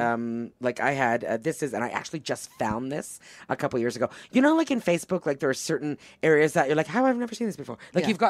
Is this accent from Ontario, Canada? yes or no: yes; Toronto, Ontario, Canada; first language English; moved away as an adult; also born or lived in Quebec; now in United States; my hometown of Toronto